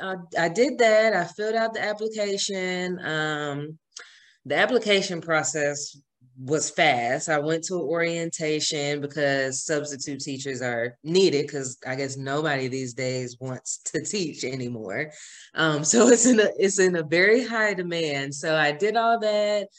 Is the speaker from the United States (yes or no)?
yes; Georgia, United States; also born or lived in Fort Myers, Florida; home to Georgia, which is my hometown